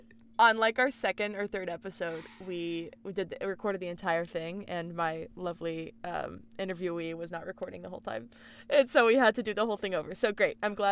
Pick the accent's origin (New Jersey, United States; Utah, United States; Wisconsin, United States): New Jersey, United States; I grew up in New Jersey, and it's got a very similar vibe there. Like, you grow up and you stay in New Jersey, especially Central Jersey.